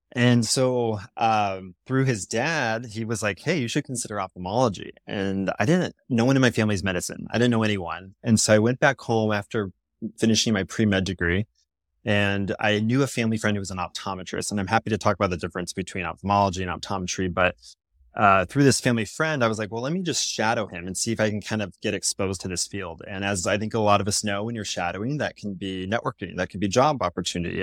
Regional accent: Seattle, Washington, United States; moved away as an adult; also born or lived in Virginia; I'm from Seattle, West Coast, and I'm in a school in Virginia

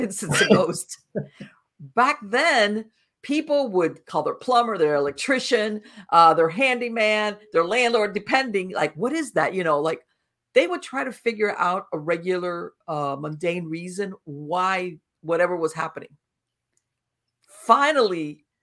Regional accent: Miami, Florida, United States; now in North Florida, United States; I was born and raised in Miami, but I moved up to North Florida, and I live in a very rural area

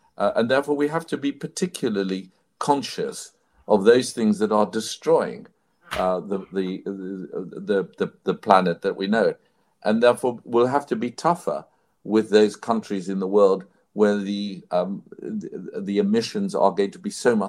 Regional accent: South Africa; I grew up in South Africa, in apartheid South Africa.

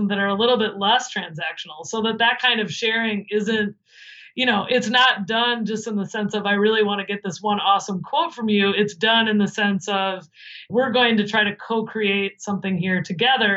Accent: Midwest, United States; now in New Jersey, United States; I'm from the Midwest

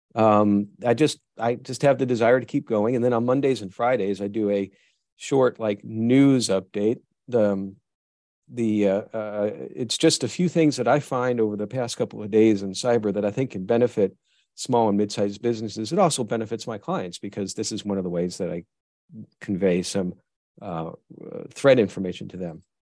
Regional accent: New York, United States; moved away; also born or lived in Tennessee; I grew up in New York

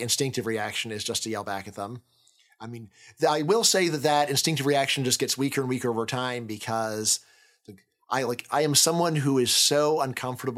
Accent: California, United States; I'm from California

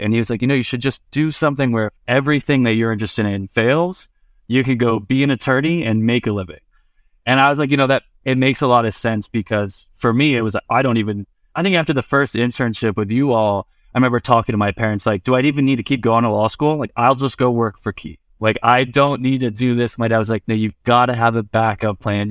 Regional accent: Vero Beach, Florida, United States; moved away; also born or lived in Colorado; I'm from Vero Beach, Florida

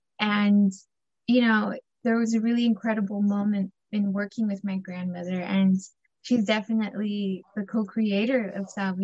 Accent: El Salvador; I just knew we're from El Salvador because we eat plátanos, frijoles, queso duro, y pan francés, you know?

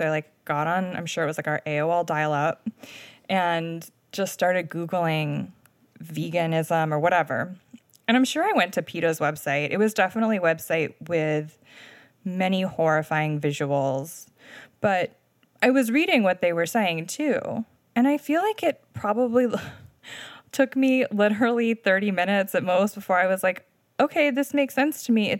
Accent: Delmarva Peninsula, United States; Yeah, so I grew up on the Delmarva Peninsula around a lot of chicken farms.

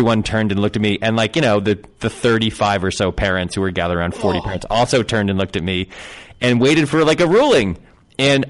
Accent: Connecticut, United States; moved away; also born or lived in Southern California; I grew up in Connecticut

